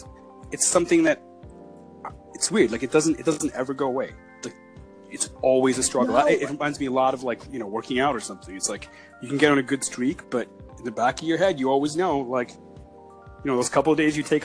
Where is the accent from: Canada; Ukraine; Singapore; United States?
Canada; I'm Canadian.